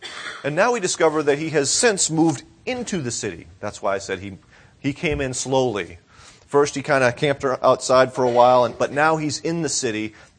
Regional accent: Massachusetts, United States; growing up near Boston, there was one city in particular that stood out to many of us.

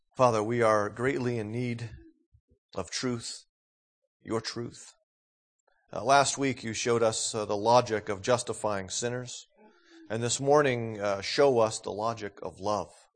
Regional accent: New England, United States; moved away; growing up in New England

